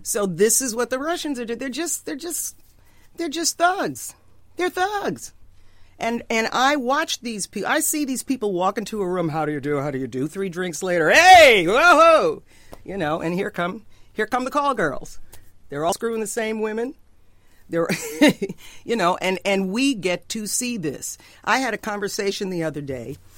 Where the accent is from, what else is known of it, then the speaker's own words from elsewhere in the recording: New York, United States; I grew up in New York. If you get me mad enough, I talk like Trump